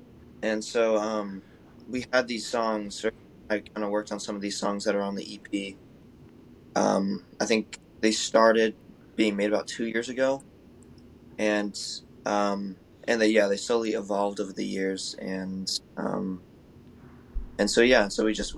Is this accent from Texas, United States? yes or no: no; Dunwoody, Georgia, United States; And I feel very lucky growing up in Dunwoody